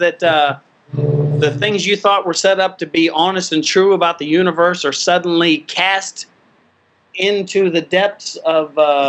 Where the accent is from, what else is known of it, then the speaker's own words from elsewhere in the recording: West Virginia, United States; West Virginia at all? Because that's my home state.